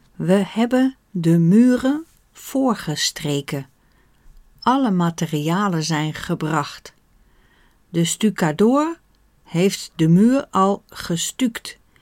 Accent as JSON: {"language": "Dutch", "country": "Netherlands", "said": "Wij Nederlanders"}